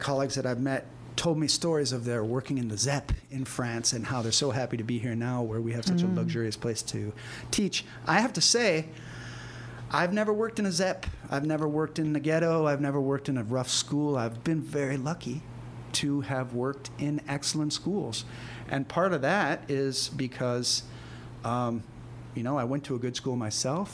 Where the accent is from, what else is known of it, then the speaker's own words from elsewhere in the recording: United States; now in Singapore; I'm American